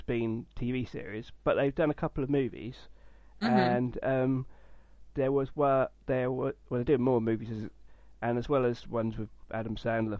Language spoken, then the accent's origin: English; United Kingdom; as a British person